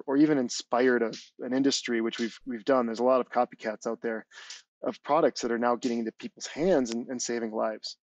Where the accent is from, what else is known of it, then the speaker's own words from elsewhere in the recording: Wisconsin, United States; moved away as an adult; also born or lived in Minneapolis / Southern California; I grew up in Wisconsin